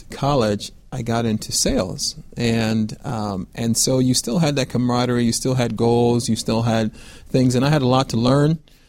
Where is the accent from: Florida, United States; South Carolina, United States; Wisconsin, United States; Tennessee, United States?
Florida, United States; Fort Lauderdale; moved away; also born or lived in Buffalo, New York / Houston, Texas; I'm originally from Fort Lauderdale, Florida, and I grew up in a Christian home.